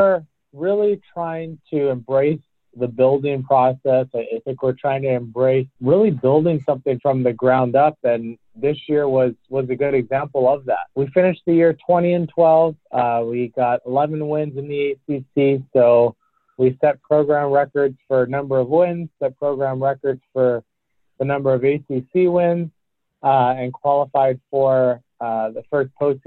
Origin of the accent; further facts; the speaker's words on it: Hawaii, United States; moved away; I grew up in Hawaii